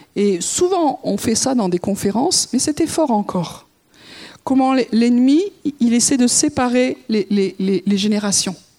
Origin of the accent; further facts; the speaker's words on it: France; en tant que Français